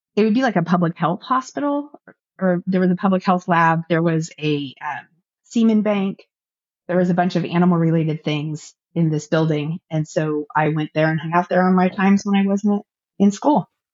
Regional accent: Orange County, California, United States; also born or lived in Central Valley, California; I grew up in Orange County, California

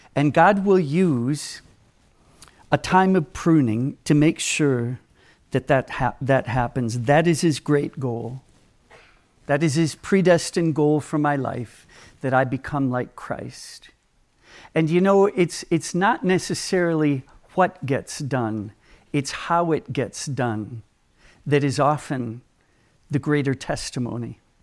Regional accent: Minneapolis, Minnesota, United States; I grew up in Minnesota

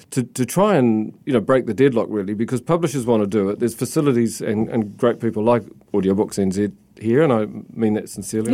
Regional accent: South Island, New Zealand; moved away as an adult; also born or lived in Christchurch / Sydney / London / Tokyo; growing up in the South Island

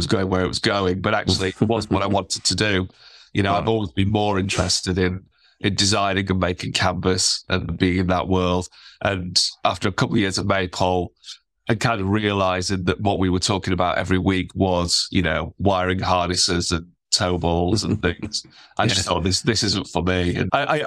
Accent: Sheffield, Yorkshire and the Humber, United Kingdom; I was very lucky to obviously grow up in Sheffield, you know, right at the edge of the Peak District

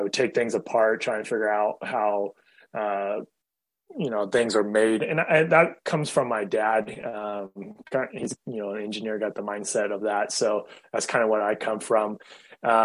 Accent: Fremont, California, United States; also born or lived in Chico; the town where I grew up in Fremont

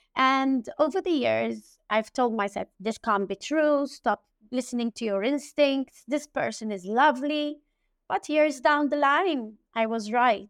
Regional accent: Malta; also born or lived in Germany / Southampton, United Kingdom / London, United Kingdom; I was born and bred in Malta

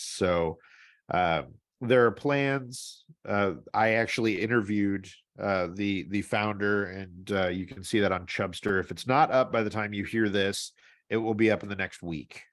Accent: St. Louis, Missouri, United States; moved away; where I grew up in Saint Louis

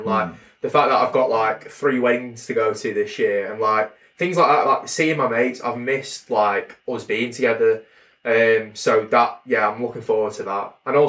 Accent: United Kingdom; I am fully British.

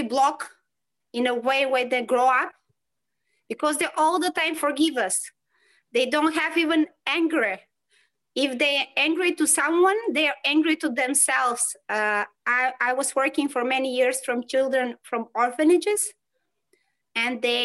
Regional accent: North Macedonia; now in Poland; I live in Poland and I'm coming from Macedonia

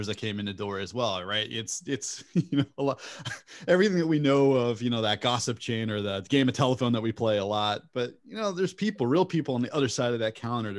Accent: California, United States; I grew up in California

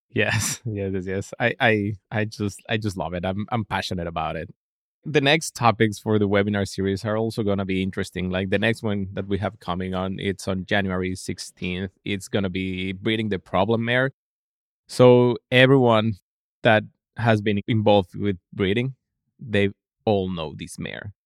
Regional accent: Mexico City, Mexico; moved away; I'm from Mexico City, so my dad is also a veterinarian

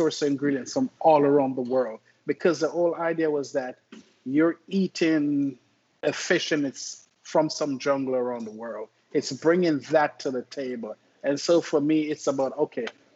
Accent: Jamaica; also born or lived in Memphis, Tennessee; now in Oklahoma City, United States; I'm from Jamaica, right? And I grew up in a little village called Barracks River

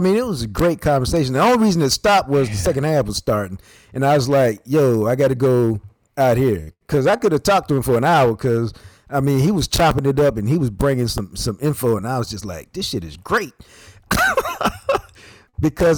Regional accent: Knoxville, Tennessee, United States; I was born in Knoxville

